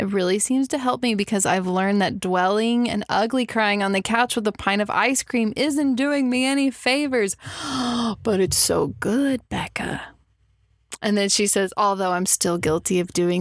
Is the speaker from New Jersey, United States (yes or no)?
no; Texas, United States; growing up in Texas, there's no way I could escape shooting a gun as a child